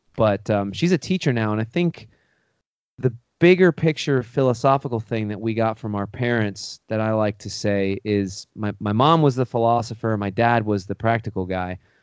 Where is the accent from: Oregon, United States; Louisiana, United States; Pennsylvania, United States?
Pennsylvania, United States; I grew up in Pennsylvania, um, on a horse farm